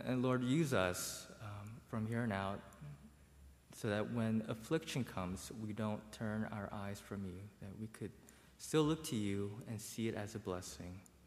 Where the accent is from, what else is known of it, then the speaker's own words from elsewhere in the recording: United States; I grew up in a bubble. I grew up in Montgomery County